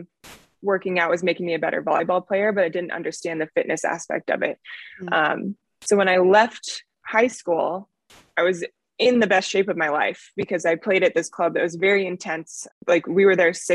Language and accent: English; Arvada, Colorado, United States; I grew up in Arvada, Colorado.